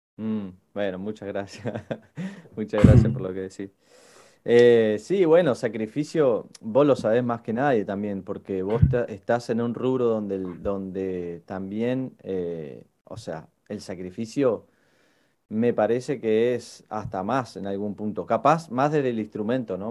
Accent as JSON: {"language": "Spanish", "region": "Patagonia", "country": "Argentina", "tie": "born or raised there", "moved": "as an adult", "lives_now": "Buenos Aires, Argentina", "said": "creo que es la misma cantidad de años de las que yo vivía en el sur, con las que llevo acá en Capital"}